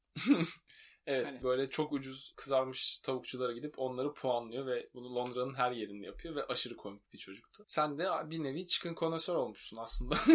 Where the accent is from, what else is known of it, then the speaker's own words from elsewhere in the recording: Turkey; ben de Türk'üm